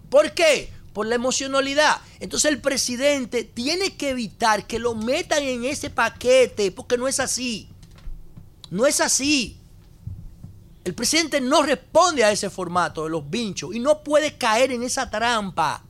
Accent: Dominican Republic; estamos haciendo un programa en el corazón legislativo de Nueva York y somos dominicanos

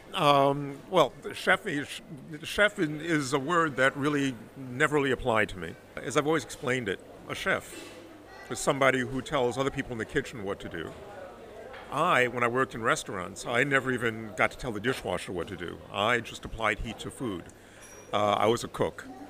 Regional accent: New York City, New York, United States; moved away as an adult; also born or lived in Harlem, New York City / Paris, France; now in Bordeaux, France; I was born in Harlem, but when I was five, we moved to the Bronx, the South Bronx

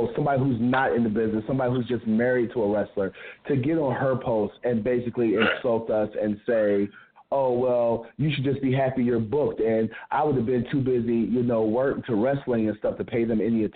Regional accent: St. Louis, Missouri, United States; I'm originally from St. Louis.

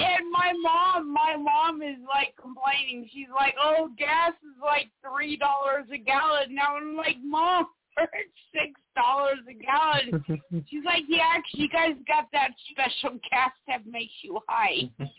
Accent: South Carolina, United States; Come on, I'm from South Carolina, okay?

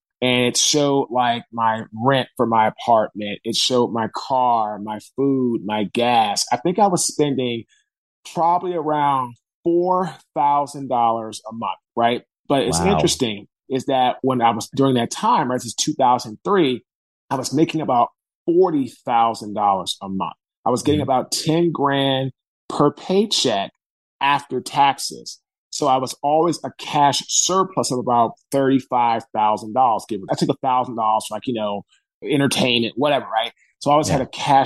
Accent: Washington, District of Columbia, United States; now in Raleigh, United States; I'm from Washington, D.C. I live now in Raleigh, North

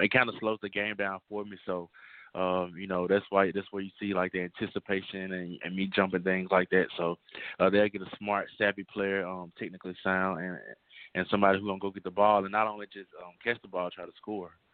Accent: Monroe, Louisiana, United States; I'm from Monroe, Louisiana

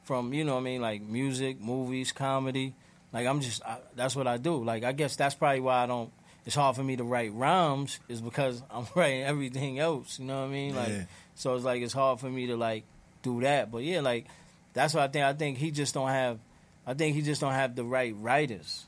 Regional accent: New York City, New York, United States; I'm from Jamaica, Queens

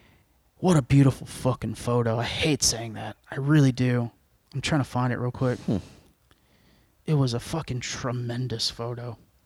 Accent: Cuba; Like Cubans, we're good people, but you know.

